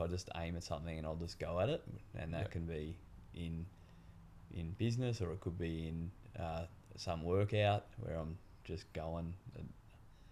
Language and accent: English; Melbourne, Victoria, Australia; I grew up in Melbourne, I was going to a good school called St. Kevin's College, which is in Toorak